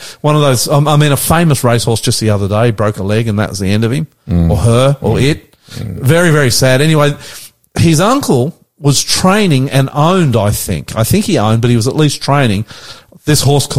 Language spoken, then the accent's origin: English; Auckland, New Zealand; also born or lived in Nowra, New South Wales, Australia; now in Sydney, Australia; I was born in Nowra, but I was brought up in New Zealand. Auckland, New Zealand. That's correct. I'm not a Kiwi, I'm an Aussie.